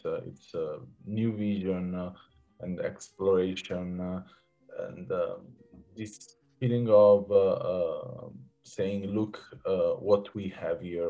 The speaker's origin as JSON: {"language": "English", "town": "Naples", "region": "Campania", "country": "Italy", "said": "I come from Naples"}